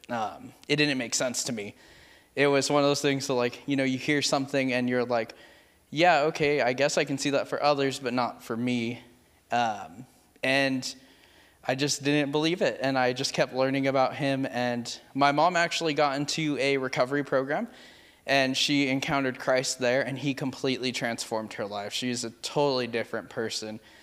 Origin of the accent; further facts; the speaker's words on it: Merced, California, United States; I am originally from Merced, California.